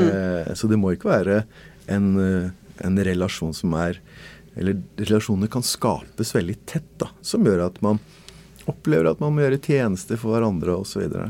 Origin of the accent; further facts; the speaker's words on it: Norway; I Norge så liker vi å stole på folk.